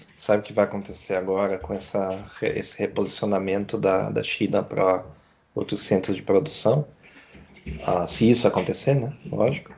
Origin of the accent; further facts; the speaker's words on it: Brazil; como brasileiro